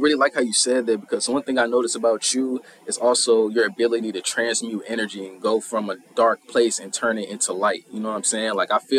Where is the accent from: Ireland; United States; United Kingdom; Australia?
United States; St. Louis, Missouri; We both from St. Sir. Louis. You know what I'm saying? What part of St. Louis you from? I'm from Bay, man. Yes, sir. Hey, I'm from the South Side.